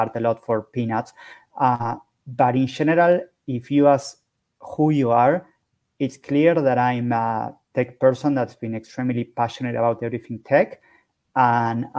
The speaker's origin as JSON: {"language": "English", "region": "Buenos Aires", "country": "Argentina", "tie": "born or raised there", "said": "I am from Buenos Aires, Argentina"}